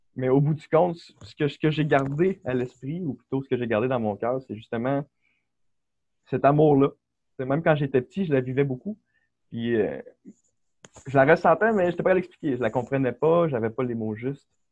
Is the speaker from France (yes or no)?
no; Quebec City, Quebec, Canada; also born or lived in Beauport; je viens du Québec. Euh, j'ai toujours résidé là. Ma famille est là. j'ai grandi à Québec, à Charlebourg, pendant toute ma vie